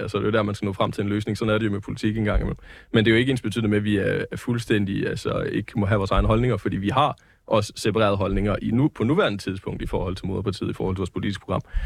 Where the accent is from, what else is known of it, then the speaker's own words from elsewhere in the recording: Jutland, Denmark; jeg er jo jyde